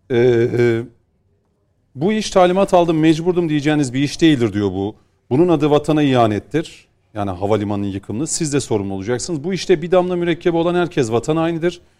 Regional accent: Erzurum, Turkey; Ben Erzurumluyum

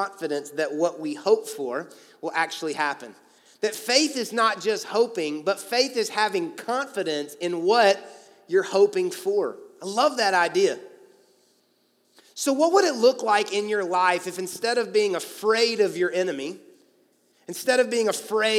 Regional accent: Atlanta, Georgia, United States; now in Louisville, United States; I played basketball in high school growing up in Atlanta

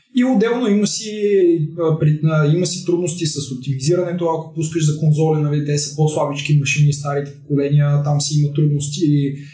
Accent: Bulgaria; сме българи, а не защото сме гейм девелопери

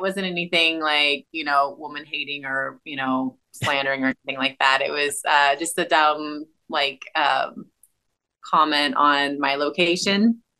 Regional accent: Central California, United States; There is a whole Central Valley that people just forget about. That's where I'm from. I'm from originally from Central California and the farming communities there where there's nothing.

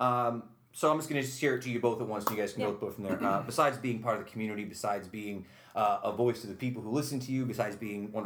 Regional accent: Utica, New York, United States; I'm from Utica

